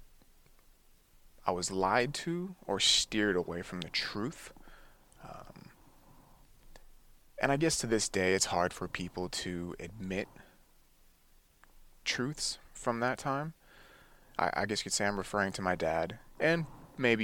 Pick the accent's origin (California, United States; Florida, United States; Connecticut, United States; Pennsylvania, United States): California, United States; Livermore; also born or lived in Oceanside, California; we ended up moving to the Bay Area in the East Bay, so living in Livermore area. And I've been there ever since